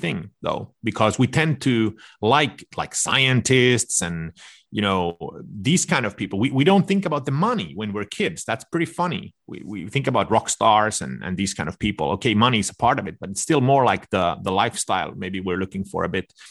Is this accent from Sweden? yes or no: yes; suburb of Stockholm, Stockholm County, Sweden; moved away; I was raised in this suburb to Stockholm.